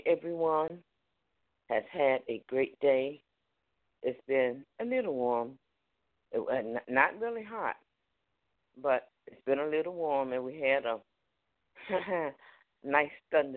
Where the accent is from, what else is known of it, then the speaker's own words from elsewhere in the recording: Newport News, Virginia, United States; moved away; also born or lived in Charlotte, North Carolina; I was raised up in Newport News